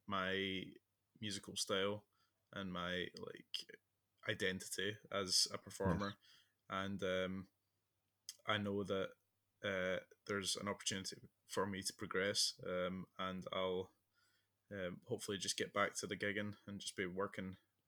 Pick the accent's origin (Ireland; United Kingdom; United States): United Kingdom; Glasgow, Scotland; I grew up in Glasgow